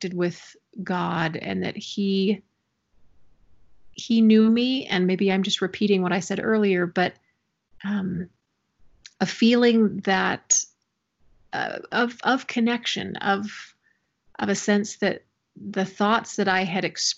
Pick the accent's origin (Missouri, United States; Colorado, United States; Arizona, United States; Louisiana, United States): Missouri, United States; moved away as an adult; now in Utah, United States; I grew up in Missouri